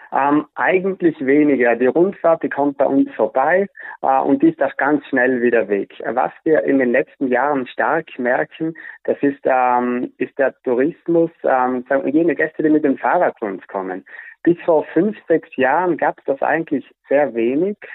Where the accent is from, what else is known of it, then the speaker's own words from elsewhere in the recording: South Tyrol, Trentino-Alto Adige, Italy; bei uns in Südtirol